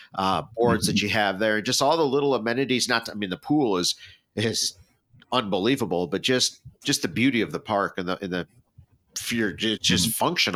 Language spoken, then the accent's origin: English; Appleton, Wisconsin, United States; I'm born and raised in Appleton.